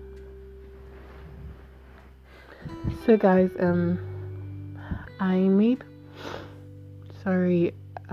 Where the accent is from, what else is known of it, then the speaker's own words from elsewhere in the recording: Igbo, Igboland, Nigeria; So I'm Nigerian, an Igbo girl.